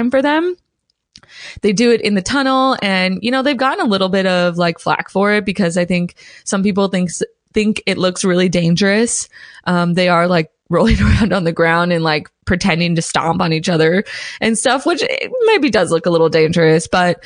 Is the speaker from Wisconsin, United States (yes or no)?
yes; Milwaukee, Wisconsin, United States; I'm kind of from Milwaukee. I've at least lived here for a majority of my life